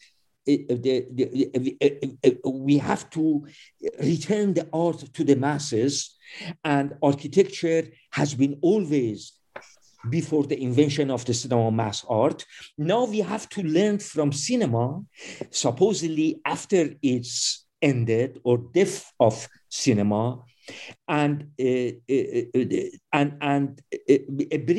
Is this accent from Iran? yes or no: yes; Iran; I am also by birth an Iranian